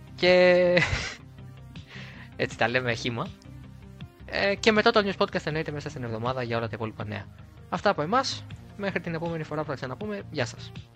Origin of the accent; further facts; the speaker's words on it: Greece; εμείς πρώτοι σαν Έλληνες